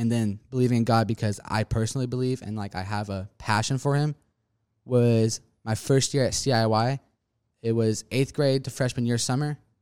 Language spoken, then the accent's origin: English; Spring, Texas, United States; also born or lived in Liberty Hill, Texas; I currently live in Spring, Texas right now